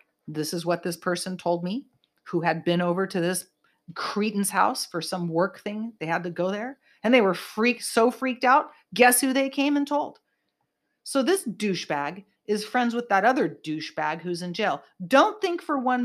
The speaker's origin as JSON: {"language": "English", "area": "Bay Area", "region": "California", "country": "United States", "tie": "born or raised there", "said": "I grew up in the Bay Area."}